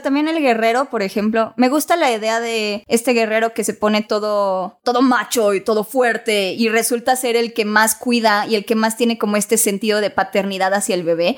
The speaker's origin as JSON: {"language": "Spanish", "country": "Mexico", "said": "soy mexicana"}